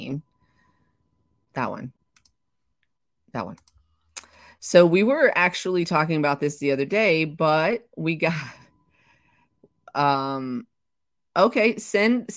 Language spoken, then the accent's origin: English; the South, United States; I'm from the South